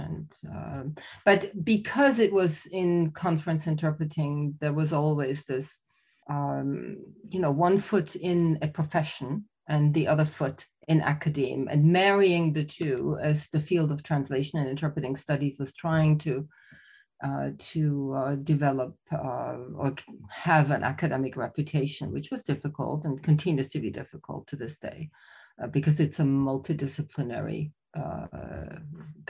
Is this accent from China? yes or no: no; Austria; also born or lived in Germany; So I'm Austrian. I was born in Germany, raised in Austria